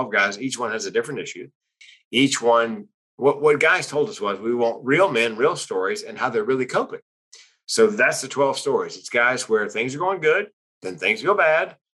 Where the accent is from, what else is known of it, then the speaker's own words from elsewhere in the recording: North Carolina, United States; I grew up in North Carolina